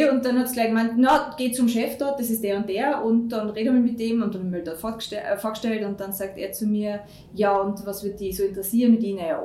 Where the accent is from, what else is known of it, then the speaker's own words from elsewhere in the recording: Tyrol, Austria; moved away as an adult; also bin von Tirol, bin eine Tirolerin, äh, wie man doch noch hört.